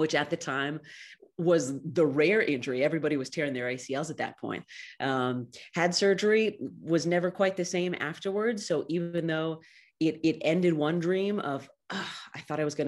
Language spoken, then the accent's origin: English; Clovis, California, United States; also born or lived in Fresno; I was born in Fresno and raised in nearby Clovis